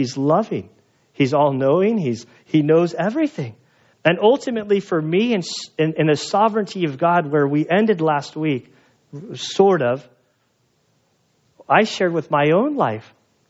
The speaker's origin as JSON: {"language": "English", "country": "United States", "said": "I'm an American."}